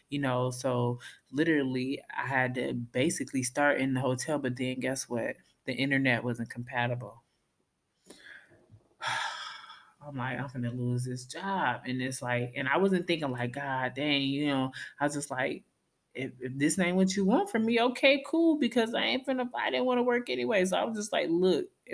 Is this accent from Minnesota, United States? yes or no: yes; Minnesota, United States; moved away; I'm from Minnesota, where we're nice